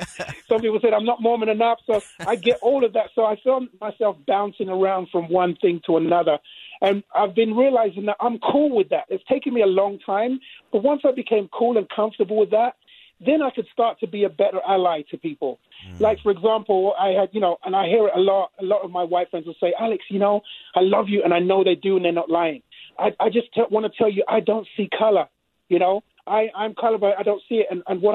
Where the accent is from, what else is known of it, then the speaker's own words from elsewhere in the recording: England, United Kingdom; now in United States; when I came from England, all right, the white Brits are different from the American Brits.